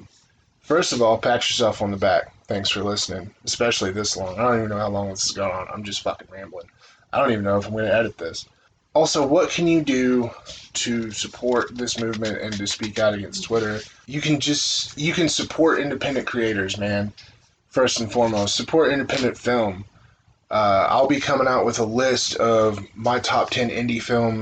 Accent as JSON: {"language": "English", "country": "United States", "said": "I'm an American"}